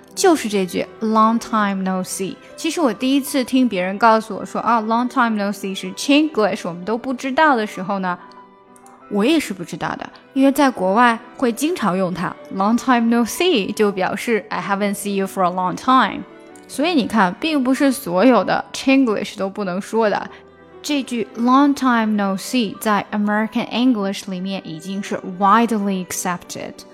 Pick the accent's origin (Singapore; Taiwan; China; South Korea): China; 我们中国人学英语难免会加入自己的中文元素